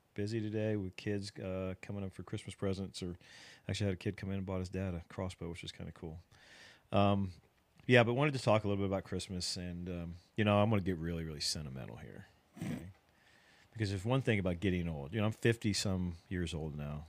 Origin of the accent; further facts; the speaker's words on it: Ohio, United States; now in South Texas, United States; I'm from Ohio